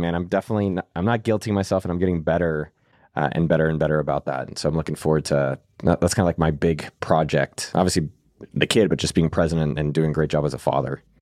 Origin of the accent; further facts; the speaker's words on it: Silicon Valley, California, United States; I come from Silicon Valley where I was very lucky to be around this, like, elite environment, working for Zuckerberg directly, growing up literally a few miles from Apple headquarters